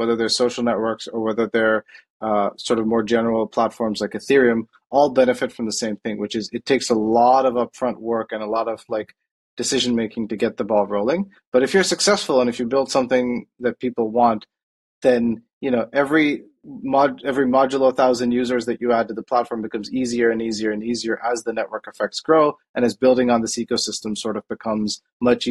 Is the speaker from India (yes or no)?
yes; Coimbatore, Tamil Nadu, India; moved away; I grew up in Coimbatore in India, which is a town in South India in the state of Tamil Nadu